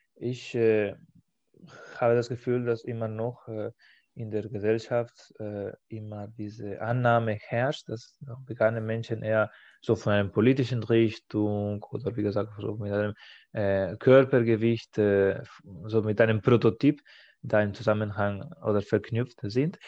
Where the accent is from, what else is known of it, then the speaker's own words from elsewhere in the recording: Spain; now in Germany; In meiner Heimat